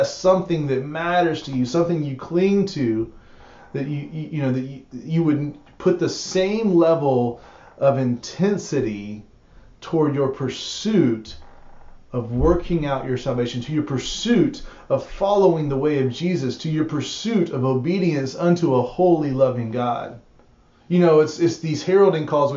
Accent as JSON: {"language": "English", "country": "United States", "said": "we as American modern Christians"}